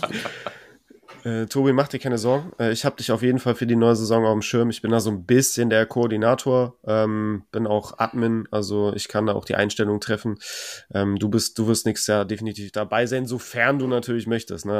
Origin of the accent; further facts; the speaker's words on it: Cologne, North Rhine-Westphalia, Germany; ich komme ja aus Köln